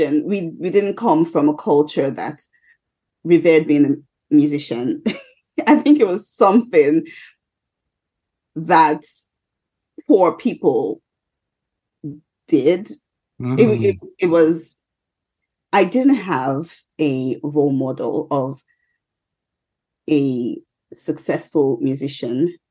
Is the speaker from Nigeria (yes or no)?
yes; Nigeria; I'm a Nigerian